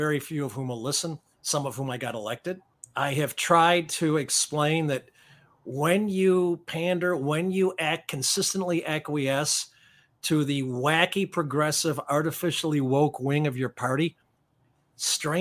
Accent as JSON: {"language": "English", "town": "Chicago", "region": "Illinois", "country": "United States", "tie": "born or raised there", "also_born_or_lived": "Evanston, Illinois", "said": "I grew up in South Evanston and in the north side of Chicago"}